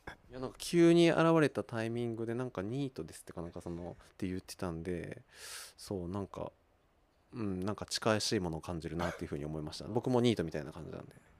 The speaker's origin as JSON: {"language": "Japanese", "town": "Kawagoe", "region": "Saitama", "country": "Japan", "tie": "born or raised there", "also_born_or_lived": "Tokyo", "said": "川越生まれではないんですけれども、 まあ、ほとんど川越育ちで大体20年ぐらい"}